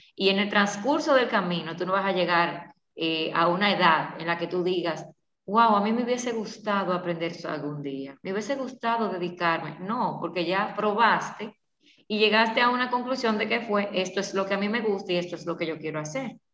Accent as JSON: {"language": "Spanish", "region": "La Vega", "country": "Dominican Republic", "said": "yo soy de La Vega"}